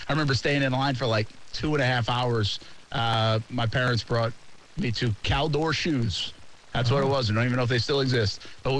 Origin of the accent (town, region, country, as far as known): Boston area, Massachusetts, United States; born or raised there